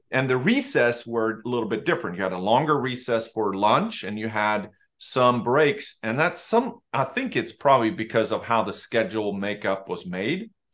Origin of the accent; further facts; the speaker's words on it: Sweden; moved away as an adult; I grew up in Sweden and I left when I was, when I was eighteen